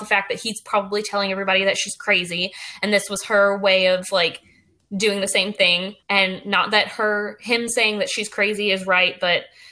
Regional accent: South Carolina, United States; growing up in South Carolina.

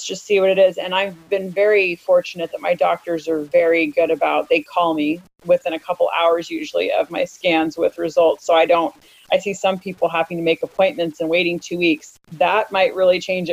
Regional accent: United States; moved away as an adult; also born or lived in Italy; Born and raised in America, used to the things that I have easy access

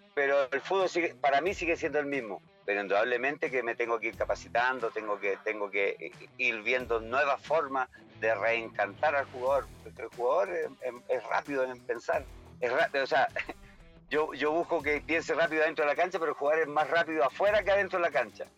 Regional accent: Chile; moved away as an adult; now in Ecuador; trabajo yo acá, soy chileno

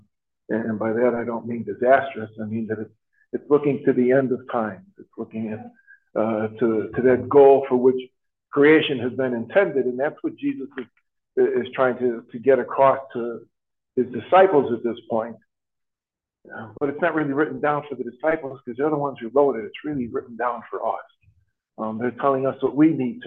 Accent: Chicago, Illinois, United States; now in Traverse City, United States; I came from Chicago. There were two groups of people, Catholics and publics

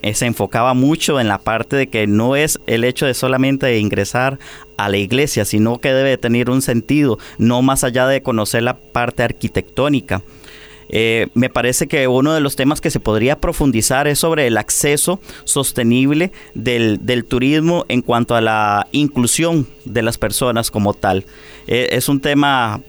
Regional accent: Costa Rica

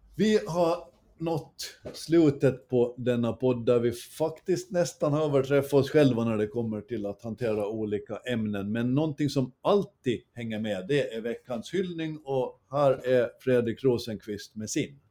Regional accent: Åland Islands; Så hyll till vårt Åland

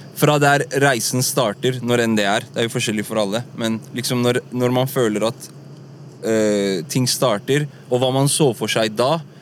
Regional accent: Oslo, Norway; also born or lived in United States; vi vokst opp på Furuset

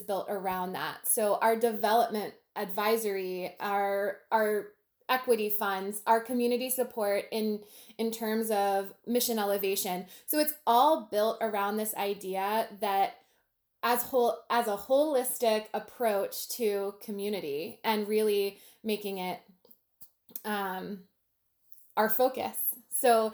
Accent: Manassas, Virginia, United States; I grew up in Manassas, which has a thriving downtown Main Street program

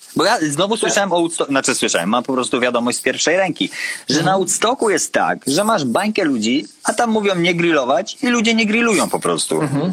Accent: Konin, Greater Poland, Poland; pochodzę z Konina i nie było u nas McDonalda

